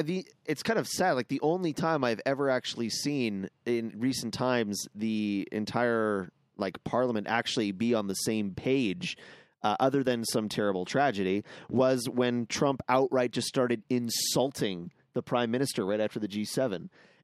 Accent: Vancouver, British Columbia, Canada; now in Alberta, Canada; I was born in Vancouver.

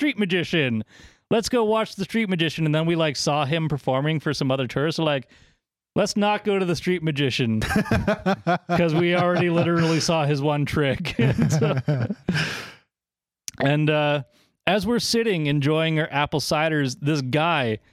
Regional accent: East Coast, United States; I am from the East Coast

